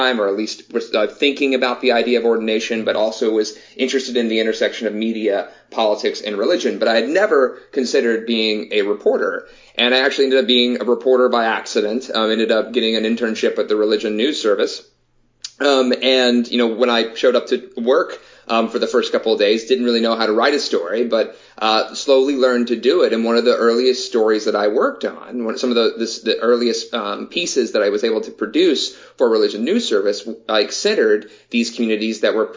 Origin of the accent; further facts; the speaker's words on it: the Southeast, United States; growing up in the Southeast, ever since I was born